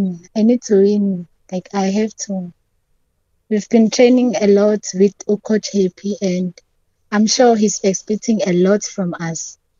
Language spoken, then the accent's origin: English; Dundee, KwaZulu-Natal, South Africa; Yo, I'm from Dandi, Sibongile location.